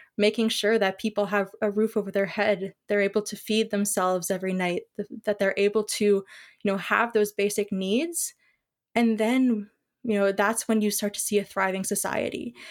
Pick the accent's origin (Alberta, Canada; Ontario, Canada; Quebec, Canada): Ontario, Canada; I am from Ontario